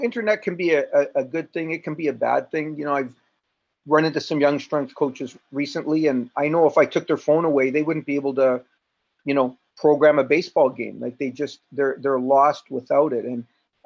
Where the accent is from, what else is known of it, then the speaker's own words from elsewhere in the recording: Toronto, Ontario, Canada; I'm from Toronto